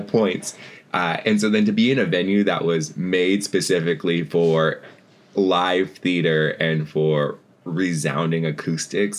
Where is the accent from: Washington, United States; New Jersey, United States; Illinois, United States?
Washington, United States; Seattle; moved away; I was born over in Seattle and spent, you know, the first part of my life over there. And then as an adult, made my way back as well